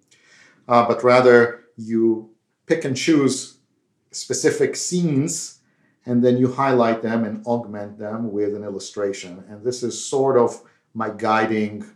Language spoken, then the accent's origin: English; Israel; As you can tell by my accent, I'm not from India, but I grew up in Israel.